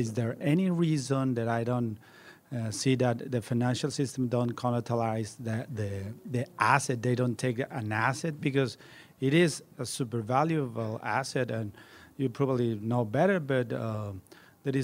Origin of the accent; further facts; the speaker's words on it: Mexico; I'm from Mexico.